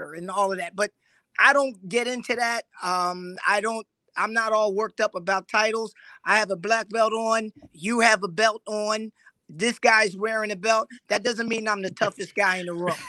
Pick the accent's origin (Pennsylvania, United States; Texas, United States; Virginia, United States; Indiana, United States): Pennsylvania, United States; Philadelphia; moved away as an adult; now in Raleigh, United States; I'm originally from Philadelphia